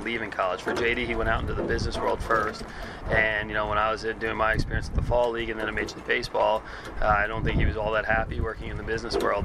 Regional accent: New York, United States; moved away; I was from New York

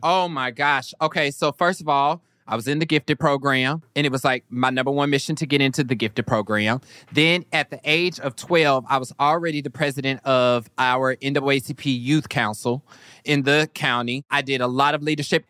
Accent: Kansas, United States; I was also from Kansas

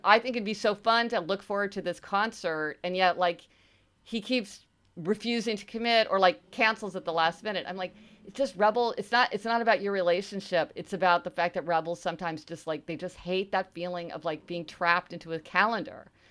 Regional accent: Missouri, United States; I'm from Missouri, right? This is the show me state

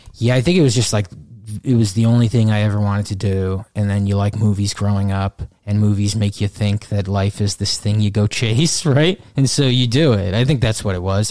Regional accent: Pequannock, New Jersey, United States; moved away as an adult; also born or lived in Brooklyn; now in Jersey City, United States; Pequannock, New Jersey. It's Morris County. North Jersey.

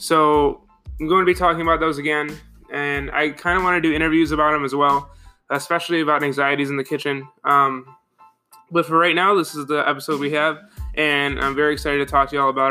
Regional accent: Buffalo, New York, United States; moved away as an adult; also born or lived in Niagara Falls, New York; I grew up in Buffalo, New York

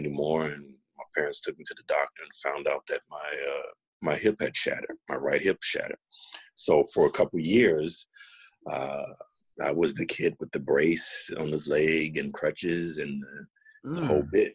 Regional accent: Chicago, Illinois, United States; moved away as an adult; also born or lived in Nashville; now in Washington, DC, United States; Born and raised in Chicago

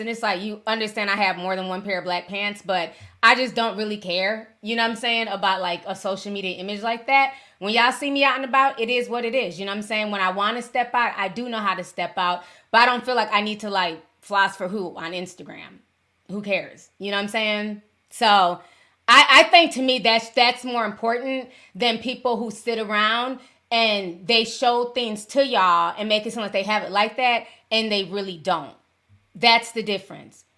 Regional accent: Midwest, United States; I'm from the Midwest.

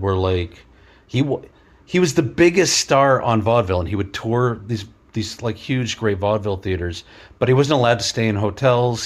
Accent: New York City, New York, United States; I grew up in Queens, around a lot of Asian families

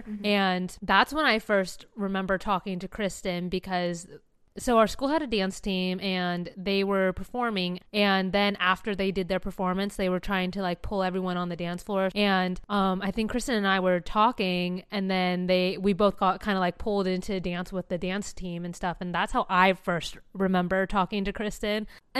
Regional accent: San Diego, California, United States; for reference, I am from San Diego.

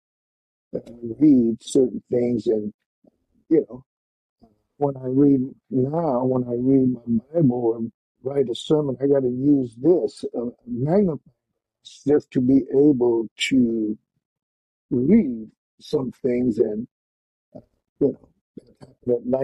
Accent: Yuma, Arizona, United States; I was a teenager growing up in Yuma

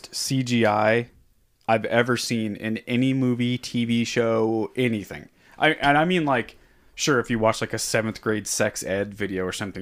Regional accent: Southern California, United States; I grew up skateboarding. I'm from Southern California

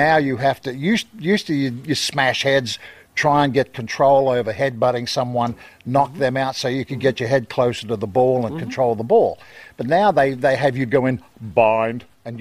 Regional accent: Australia

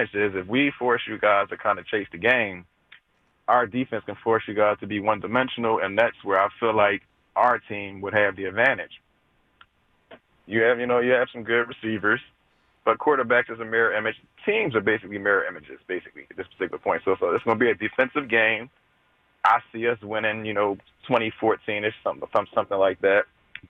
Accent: Philadelphia, Pennsylvania, United States; I'm from Philly

